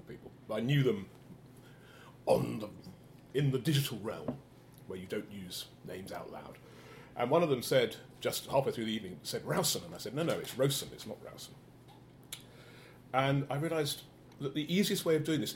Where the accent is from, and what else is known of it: England, United Kingdom